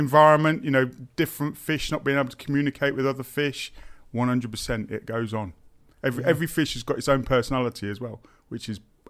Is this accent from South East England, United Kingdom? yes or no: no; Daventry, East Midlands, United Kingdom; also born or lived in Northampton; So I was born and bred in Northamptonshire, born in Northampton General, lived in Daventry until I was 16, and then I moved to Moulton College in Northamptonshire again and studied horticulture.